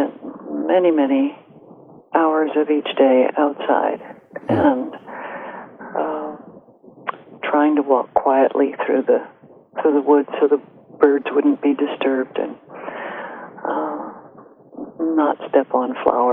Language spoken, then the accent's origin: English; Gates Mills, Ohio, United States; moved away as an adult; also born or lived in Colorado; I grew up outside of Cleveland, Ohio, in a little village called Gates Mills, just east of Cleveland